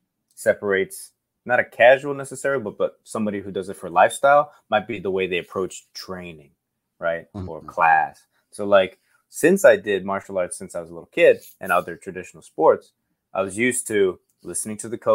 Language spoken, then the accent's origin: English; Okinawa, Japan; born there; The long answer was that I was born in Okinawa, Japan, to a Japanese mother and an American U.S. Air Force father.